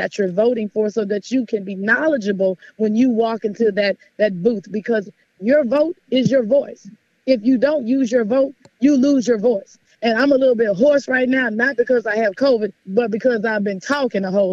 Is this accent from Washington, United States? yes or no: no; Houston, Texas, United States; growing up in South Park, Texas at 16 and MLK